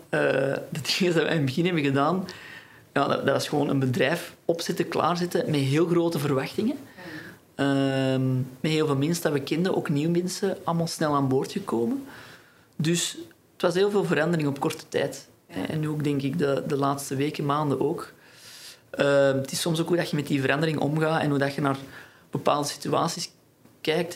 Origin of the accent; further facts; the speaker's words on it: Antwerp, Flanders, Belgium; ik kom uit Antwerpen